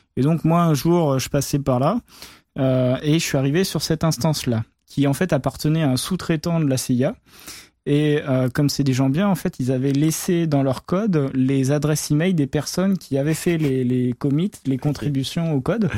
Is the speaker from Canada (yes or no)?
no; France; je suis français